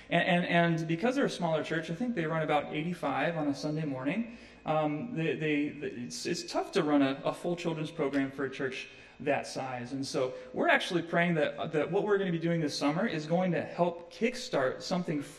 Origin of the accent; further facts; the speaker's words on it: Midwest, United States; I'm from the Midwest, so this this reminds me of my growing up years as well.